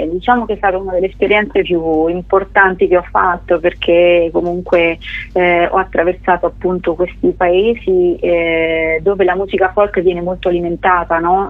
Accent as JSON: {"language": "Italian", "town": "Scheggia", "region": "Umbria", "country": "Italy", "tie": "born or raised there", "accent": "Gubbio dialect", "said": "io sono nata in Umbria e ci sono nata e cresciuta in, in, un piccolo paesino che si chiama Scheggia"}